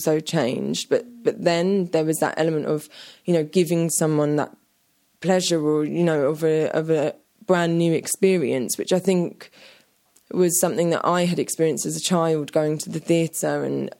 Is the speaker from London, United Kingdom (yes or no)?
yes; London, United Kingdom; a young teenager growing up in London